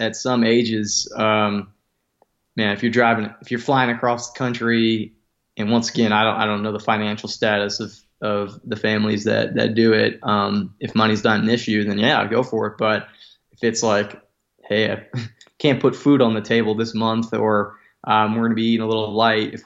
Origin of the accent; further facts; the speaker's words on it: Las Vegas, Nevada, United States; moved away as an adult; also born or lived in Central Valley, California; I grew up in Southern Nevada in Las Vegas.